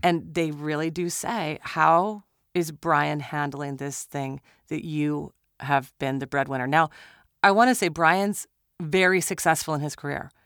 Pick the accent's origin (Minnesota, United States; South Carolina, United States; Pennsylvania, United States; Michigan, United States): Minnesota, United States; I'm from Minnesota